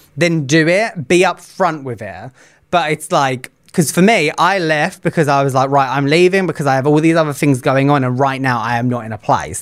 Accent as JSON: {"language": "English", "country": "United Kingdom", "said": "I am the British part of the Hot Mess Teacher Express, bringing in the bit of exotic flavouring all the way from the U K"}